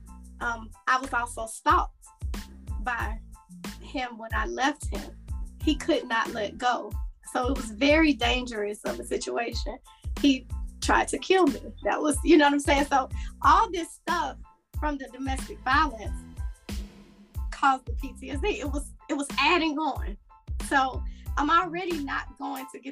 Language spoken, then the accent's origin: English; Atlanta, Georgia, United States; moved away as an adult; also born or lived in Florida; I'm from Atlanta. I moved back home 7 years ago